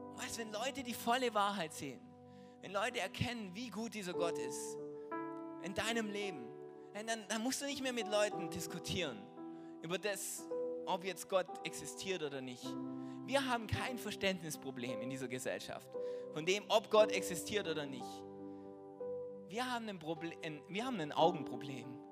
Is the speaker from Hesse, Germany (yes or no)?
no; Trossingen, Baden-Württemberg, Germany; ich bin Apotheker hier in Trossingen, das ist die Stadt, wo ich herkomme